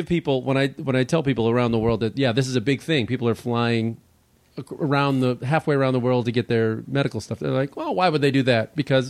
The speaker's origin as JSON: {"language": "English", "town": "Chicago", "region": "Illinois", "country": "United States", "tie": "born or raised there", "said": "you and I are both Chicago natives."}